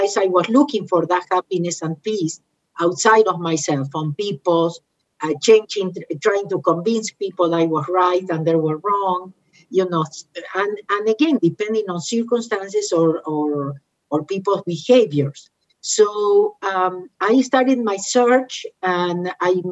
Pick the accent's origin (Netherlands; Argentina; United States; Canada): Argentina; moved away; I am from Argentina